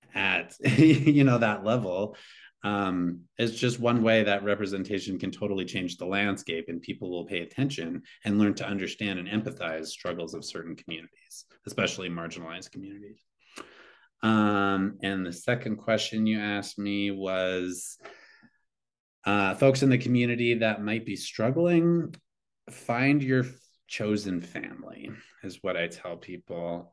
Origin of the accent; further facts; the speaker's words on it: Eastern Montana, United States; moved away; growing up in Eastern Montana